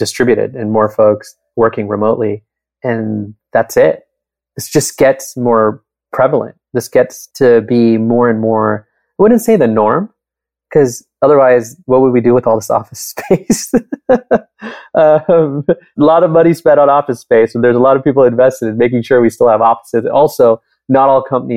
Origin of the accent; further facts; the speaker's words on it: Southern California, United States; now in Bay Area, United States; I grew up in Southern California. I live in the Bay Area now